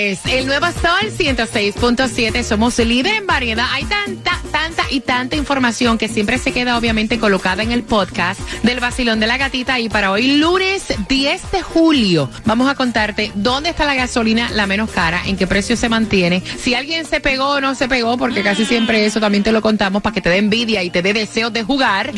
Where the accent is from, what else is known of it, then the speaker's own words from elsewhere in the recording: Puerto Rico; yo, a pesar de que soy puertorriqueña y la piña colada es muy típica de nosotros en Puerto Rico